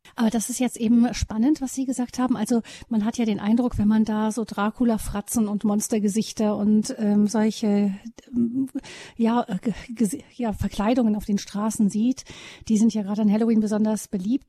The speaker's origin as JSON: {"language": "German", "region": "Rhineland", "country": "Germany", "said": "bei uns im Rheinland"}